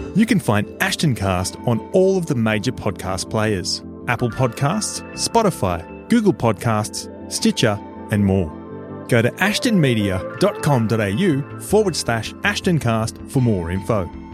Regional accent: Australia; I grew up in Australia

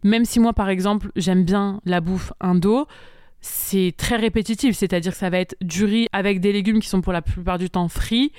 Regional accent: Montpellier, Occitania, France; moved away as an adult; also born or lived in Bali; je suis originaire de Montpellier

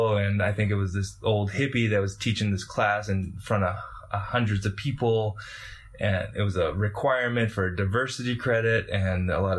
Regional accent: Massachusetts, United States; moved away as an adult; now in Utah, United States; I'm from Massachusetts. I grew up in a pretty liberal state and then followed an acquaintance out to Utah to a college, Weber State University, to study botany.

